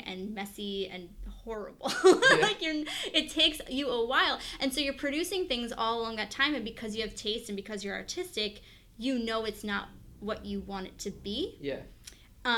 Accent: Long Island, New York, United States; I grew up on Long Island

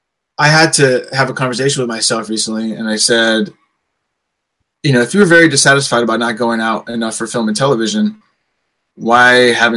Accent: St. Louis, Missouri, United States; One of my favorite funny things, people, when people come to town, I'm from St. Louis.

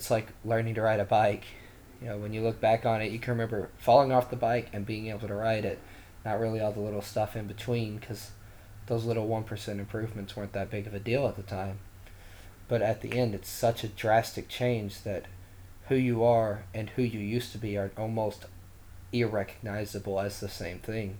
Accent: Eastern Kentucky, United States; I come from Eastern Kentucky

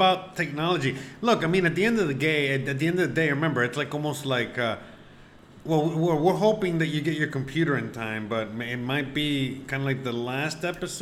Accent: Miami, Florida, United States; I'm from Miami

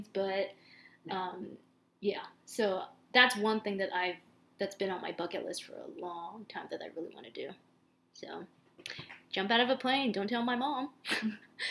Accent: Orange County, California, United States; now in Bay Area, United States; I'm originally from Orange County. And, you know, I moved up here to the Bay Area

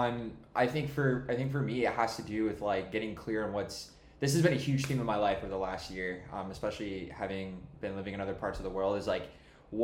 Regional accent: Jacksonville, Florida, United States; I grew up here in Jacksonville

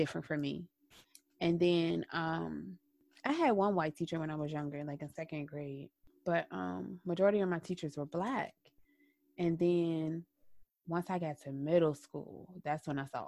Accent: the South, United States; growing up in the South

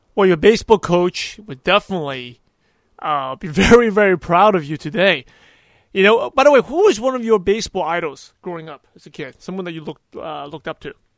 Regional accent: New York, United States; growing up in New York

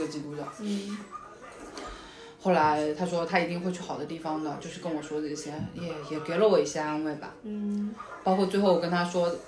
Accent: China; now in New York, United States; 我们中国人对这些东西不了解呀

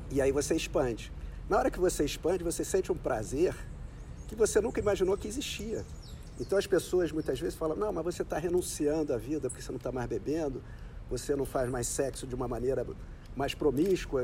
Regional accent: Rio de Janeiro, Brazil; nasci aqui no Rio

